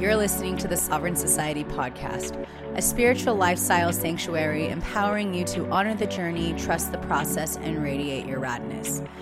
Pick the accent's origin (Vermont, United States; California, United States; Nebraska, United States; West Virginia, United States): California, United States; San Diego; my roots are so in the desert, but also very San Diego